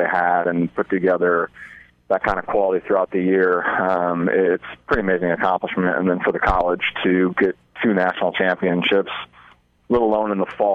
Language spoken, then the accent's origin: English; Omaha, Nebraska, United States; now in Hastings, United States; I'm from Omaha, Nebraska, and I grew up playing against Hastings at Bellevue University